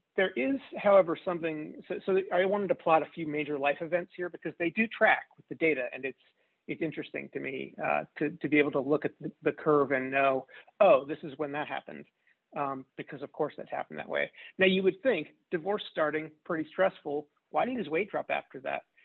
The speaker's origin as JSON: {"language": "English", "area": "outside Philadelphia", "region": "New Jersey", "country": "United States", "tie": "born or raised there", "also_born_or_lived": "Kansas City, Missouri / Chicago, Illinois", "moved": "yes", "lives_now": "Louisville, United States", "said": "I grew up outside Philadelphia in the U.S. in New Jersey"}